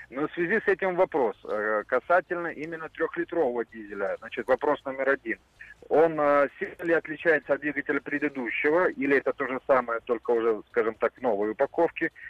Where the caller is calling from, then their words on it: Stavropol, Stavropol Krai, Russia; город Ставрополь